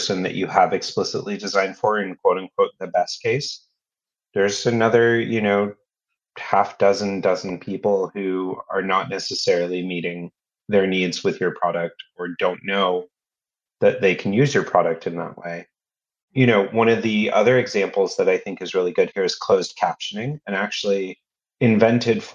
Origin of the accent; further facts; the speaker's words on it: United States; moved away as an adult; now in London, United Kingdom; as an American who now lives in London